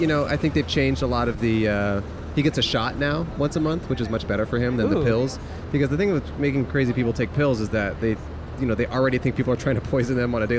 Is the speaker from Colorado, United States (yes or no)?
yes; Colorado, United States; now in Los Angeles, United States; I'm originally from kind of Colorado.